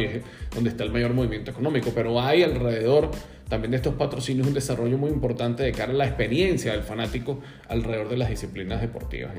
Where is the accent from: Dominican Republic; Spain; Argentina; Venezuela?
Venezuela; Margarita Island, Nueva Esparta; mi familia es de la isla Margarita, yo también soy margariteño